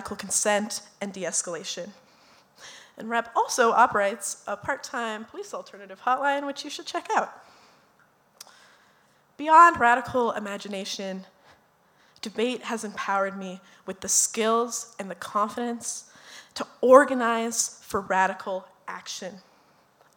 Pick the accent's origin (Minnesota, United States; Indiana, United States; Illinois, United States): Minnesota, United States; Minneapolis; we are all from South Minneapolis. I'm the only one who didn't graduate from South because I betrayed my alma mater